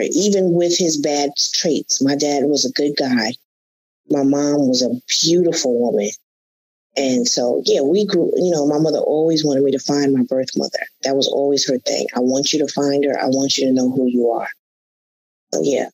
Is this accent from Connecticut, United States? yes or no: yes; Connecticut, United States; moved away as an adult; also born or lived in Atlanta; I moved to Atlanta from Connecticut.